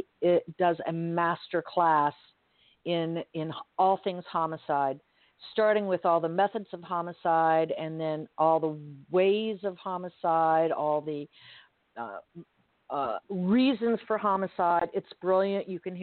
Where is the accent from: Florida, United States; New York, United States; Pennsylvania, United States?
Florida, United States; He is originally from North Carolina, but now lives in my home state of Florida.